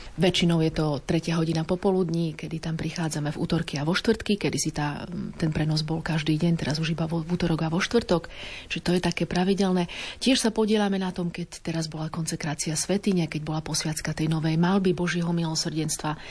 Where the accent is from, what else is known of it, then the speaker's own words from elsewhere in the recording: Slovakia; also born or lived in Warsaw; Ja som vstúpila 3 roky neskôr ako druhá Slovenka.